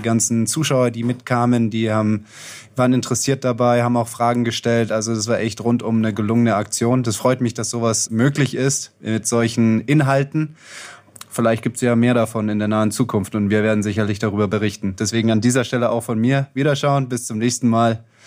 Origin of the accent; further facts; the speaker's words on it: Heidelberg area, Baden-Württemberg, Germany; ich aus der Heidelberger Gegend